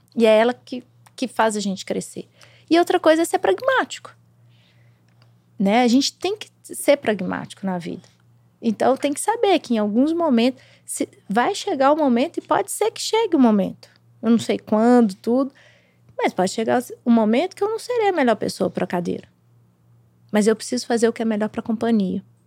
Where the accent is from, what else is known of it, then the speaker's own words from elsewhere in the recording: Brazil; Eu, eu como brasileiro, como mulher, eu como mãe